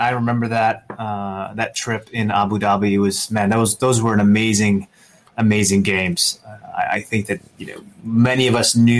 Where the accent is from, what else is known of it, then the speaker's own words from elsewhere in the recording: Seattle, Washington, United States; I grew up in the Seattle region.